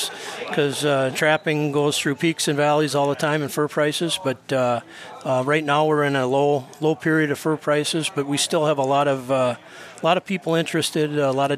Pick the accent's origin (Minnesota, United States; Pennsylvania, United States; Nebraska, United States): Minnesota, United States; White Bear Lake; I grew up in White Bear Lake in the suburbs